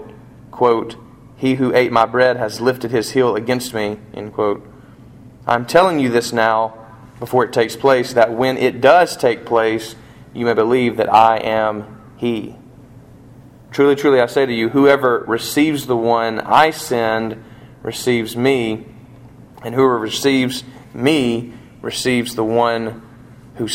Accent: United States; I'm an American

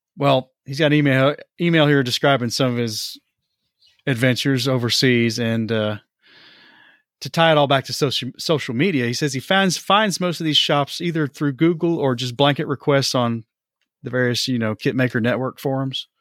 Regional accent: Johnson City, Tennessee, United States; moved away; my hometown of Johnson City

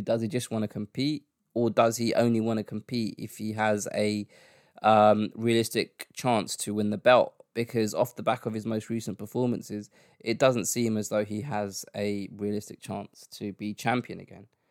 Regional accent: London, United Kingdom; my hometown

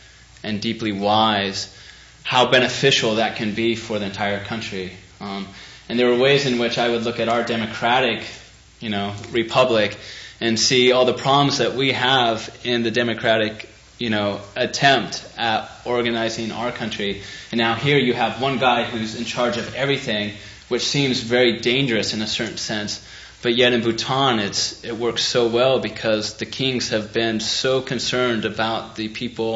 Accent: United States; being an American overseas

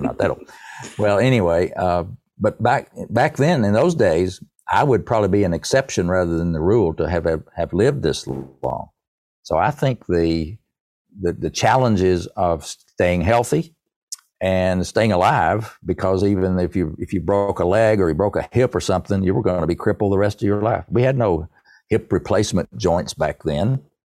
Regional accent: East Tennessee, United States; I'm proud to be a hillbilly of East Tennessee

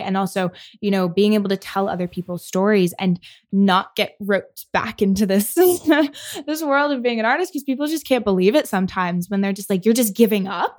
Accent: Michigan, United States; moved away as an adult; I grew up in Michigan

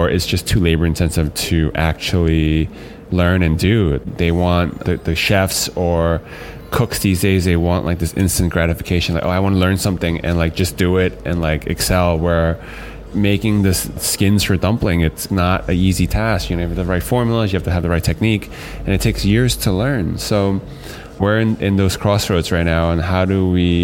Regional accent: United States; As a Chinese-American or American-Chinese person

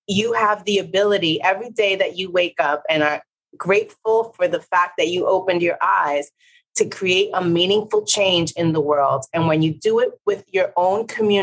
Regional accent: New York City, New York, United States; also born or lived in Puerto Rico; a Puerto Rican from the Bronx

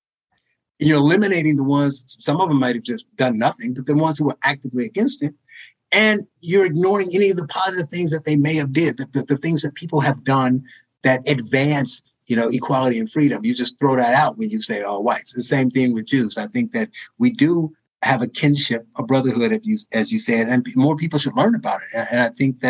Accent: Gary, Indiana, United States; my hometown of Gary

